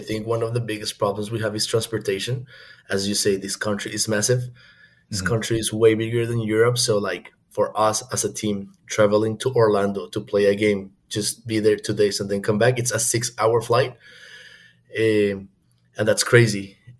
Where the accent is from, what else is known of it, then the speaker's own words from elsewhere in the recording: Bogotá, Colombia; moved away as an adult; also born or lived in China; now in United States; I am from Bogota, Colombia. So, I moved to the US in 2016